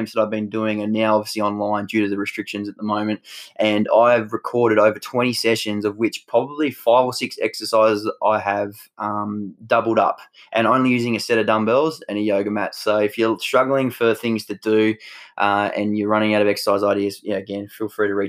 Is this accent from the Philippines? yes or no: no; Tasmania, Australia; where I grew up in Tassie